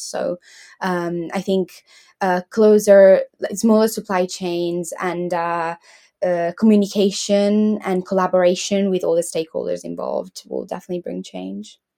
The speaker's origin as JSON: {"language": "English", "country": "Italy", "moved": "yes", "lives_now": "Leeds, United Kingdom", "said": "I'm from Italy uh, I currently live in Leeds"}